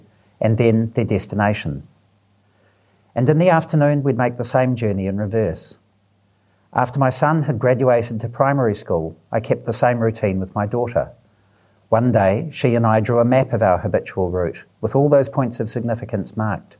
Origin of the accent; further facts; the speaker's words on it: Auckland, New Zealand; we grew up in Auckland